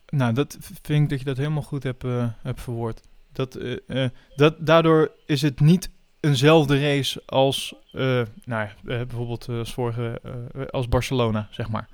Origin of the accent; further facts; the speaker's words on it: Netherlands; als Nederlander zijnde